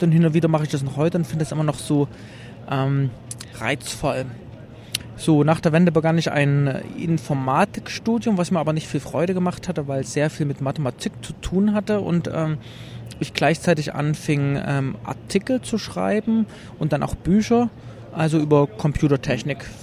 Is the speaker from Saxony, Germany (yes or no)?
yes; Leipzig, Saxony, Germany; komme aus Leipzig, ähm, bin im Osten geboren in der DDR